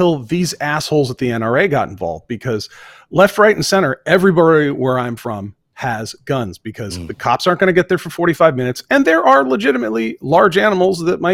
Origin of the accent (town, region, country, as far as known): Vermont, United States; born or raised there; moved away